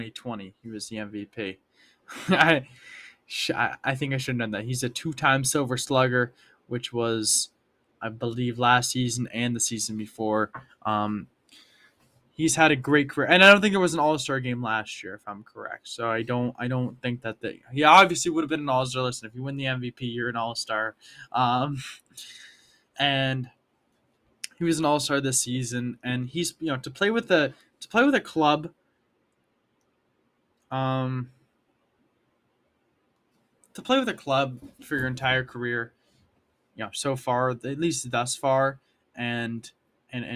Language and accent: English; Boston, Massachusetts, United States; I wish I could have won a title for my hometown team